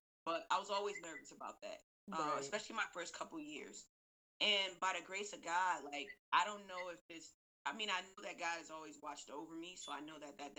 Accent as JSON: {"language": "English", "town": "Buffalo", "region": "New York", "country": "United States", "moved": "as an adult", "lives_now": "Brooklyn, New York, United States", "said": "I currently live in Brooklyn, New York. I've been in New York for about 12 years, but I'm from Buffalo all day, 716."}